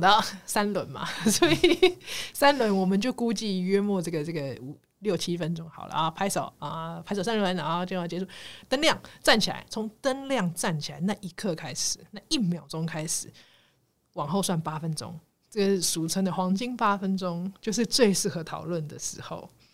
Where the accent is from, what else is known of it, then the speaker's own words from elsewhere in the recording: Taiwan; 我们台湾人